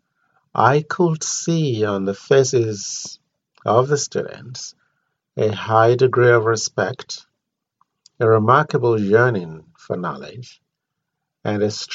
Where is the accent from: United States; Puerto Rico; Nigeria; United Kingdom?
Nigeria; moved away; I was born there